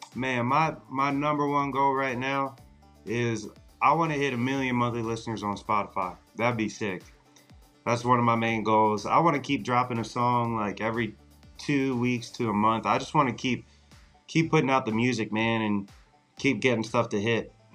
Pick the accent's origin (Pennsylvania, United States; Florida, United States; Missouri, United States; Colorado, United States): Pennsylvania, United States; Carlisle; I'm originally from Carlisle, Pennsylvania. It's like South Central